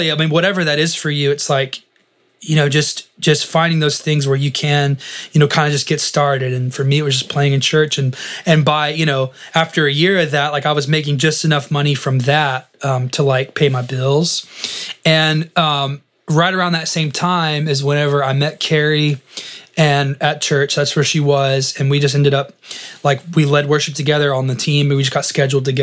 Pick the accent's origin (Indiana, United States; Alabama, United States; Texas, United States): Texas, United States; West; also born or lived in Dallas; I grew up in West Texas, about 4 hours from Dallas, graduated high school, moved